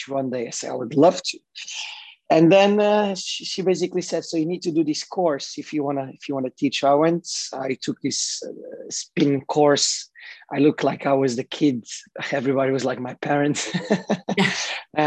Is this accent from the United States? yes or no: no; Portugal; also born or lived in Bermuda; now in Dubai, United Arab Emirates; my mom was raising me in Portugal.